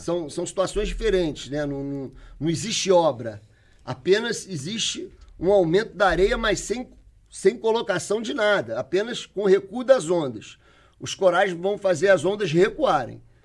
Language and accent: Portuguese; Rio de Janeiro, Brazil; eu como carioca aqui